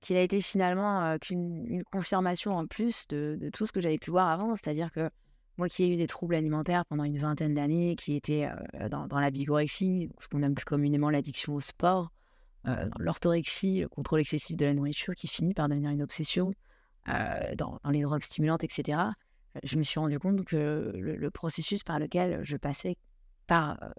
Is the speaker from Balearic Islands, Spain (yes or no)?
yes; Ibiza, Balearic Islands, Spain; also born or lived in Istanbul / Tel Aviv / Bangkok / Brazil; now in Paris, France; j'ai été élevée euh, à Ibiza, en Espagne. Ensuite, j'ai habité deux ans à Istanbul, deux ans à Tel Aviv, deux ans, pratiquement deux ans à Bangkok, deux ans au Brésil, deux ans en Australie, avant de revenir à Paris.